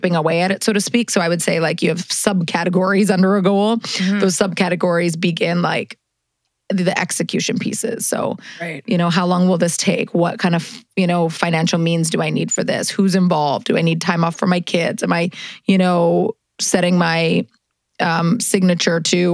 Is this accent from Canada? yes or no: yes; Manitoba, Canada; moved away as an adult; also born or lived in Los Angeles, United States; now in New York City, United States; I grew up in Manitoba, the middle of nowhere